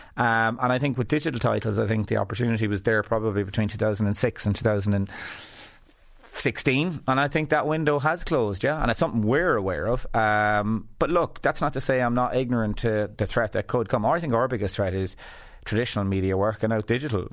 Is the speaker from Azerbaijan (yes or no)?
no; west of Ireland, Ireland; I came from West of Ireland background where to me, everyone was the same class.